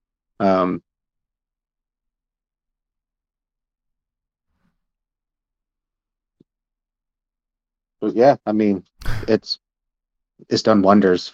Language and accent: English; Princeton, Maine, United States; I grew up on the Passamaquoddy Reservation in Princeton, Maine.